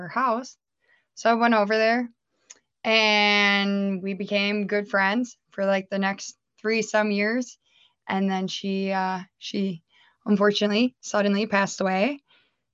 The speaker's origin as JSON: {"language": "English", "region": "Minnesota", "country": "United States", "tie": "born or raised there", "moved": "as an adult", "said": "I actually was born and raised in Minnesota, and I moved over here about almost 10 years ago now"}